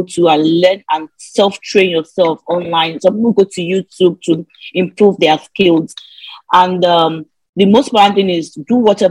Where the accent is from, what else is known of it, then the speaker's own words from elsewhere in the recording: Nigeria; moved away as an adult; the way we grew up in Nigeria, going to school in Nigeria is so different from abroad